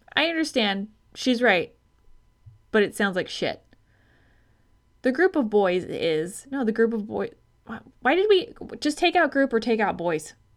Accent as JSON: {"language": "English", "region": "Arizona", "country": "United States", "said": "I'm from Arizona"}